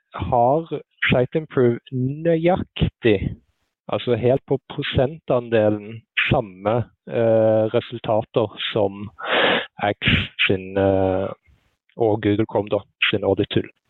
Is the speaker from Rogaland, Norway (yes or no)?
yes; Sandnes, Rogaland, Norway; moved away as an adult; now in Oslo, Norway; Jeg er eh, født og oppvokst på Lura, som er rett med Forusletta på Sandnes